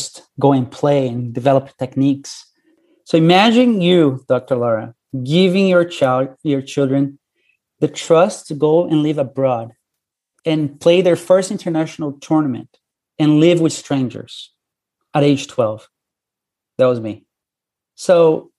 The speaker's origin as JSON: {"language": "English", "country": "Brazil", "tie": "born or raised there", "moved": "as an adult", "lives_now": "United States", "said": "I grew up in Brazil"}